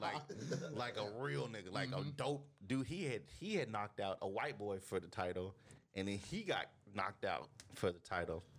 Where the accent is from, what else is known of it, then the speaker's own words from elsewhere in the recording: Houston, Texas, United States; I grew up in Houston, so like Houston is very diverse